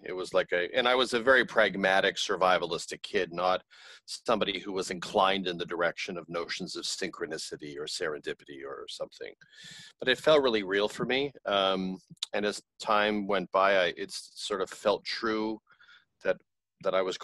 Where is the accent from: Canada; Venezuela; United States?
Canada; I grew up in Canada in a tumultuous family home